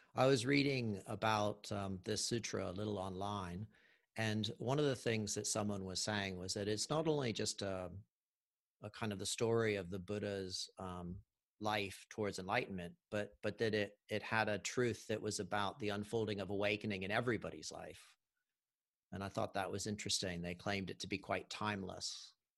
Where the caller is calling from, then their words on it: Auckland, New Zealand; I'm calling from Auckland, New Zealand